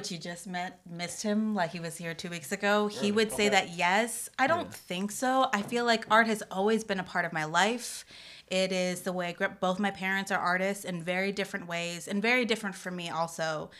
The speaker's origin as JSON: {"language": "English", "region": "Florida", "country": "United States", "tie": "born or raised there", "also_born_or_lived": "Detroit", "said": "I was born in Detroit. We moved down to Florida, South Florida, when I was 3."}